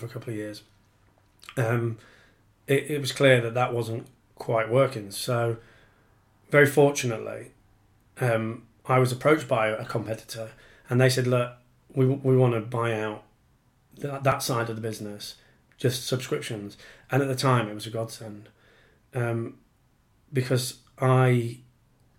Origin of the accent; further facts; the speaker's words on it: Yorkshire and the Humber, United Kingdom; moved away as an adult; now in Penge, London, United Kingdom; I'm from Yorkshire, as you might be able to hear, but I'm 11 years now a Pengeite